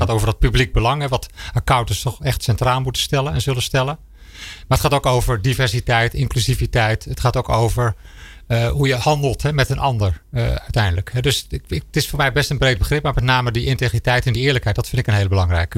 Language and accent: Dutch; Netherlands; als Nederlander